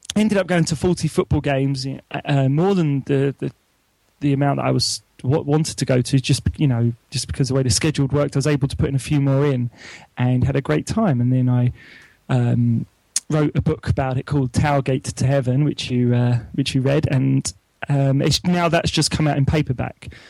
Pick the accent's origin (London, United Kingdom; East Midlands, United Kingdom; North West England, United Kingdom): London, United Kingdom; moved away as an adult; now in Oxford, United Kingdom; although I'm from London and I live in Oxford now